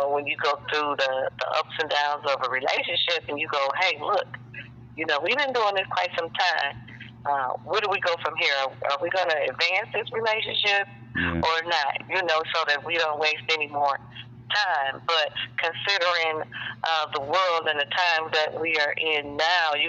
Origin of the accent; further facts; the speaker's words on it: Detroit, Michigan, United States; I am from Detroit, Michigan. East side of Detroit.